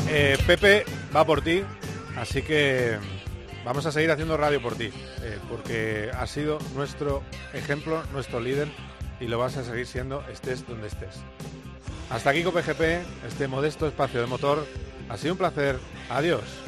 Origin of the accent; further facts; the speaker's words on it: Spain; como buenos españoles